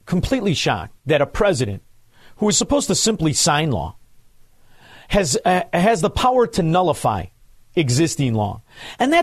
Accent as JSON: {"language": "English", "town": "Chicago", "region": "Illinois", "country": "United States", "said": "I'm from Chicago"}